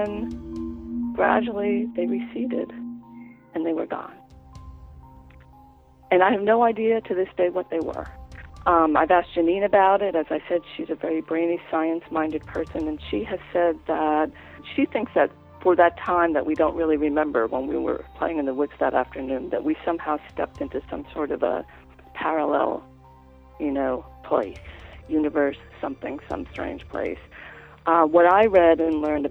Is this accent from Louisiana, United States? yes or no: no; New York, United States; moved away; also born or lived in Washington, D.C.; I grew up just outside of New York City